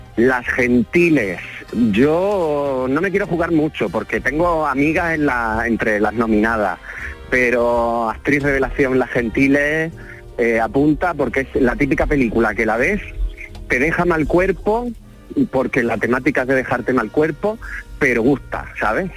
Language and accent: Spanish; Almería, Andalusia, Spain; yo soy anfitrión, que están en mi tierra